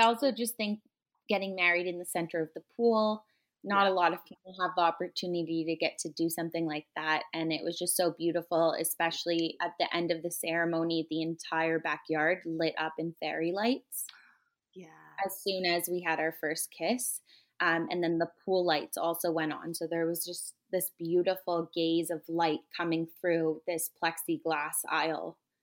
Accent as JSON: {"language": "English", "town": "Toronto", "region": "Ontario", "country": "Canada", "tie": "born or raised there", "also_born_or_lived": "New York", "said": "I grew up in Toronto"}